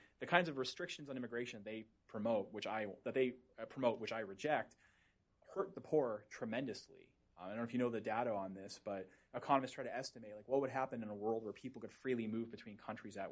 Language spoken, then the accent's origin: English; Boston, Massachusetts, United States; I'm from the Boston area. That's where I grew up